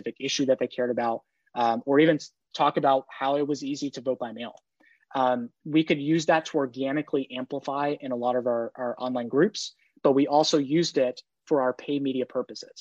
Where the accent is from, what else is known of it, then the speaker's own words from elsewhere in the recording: New York, United States; I'm from New York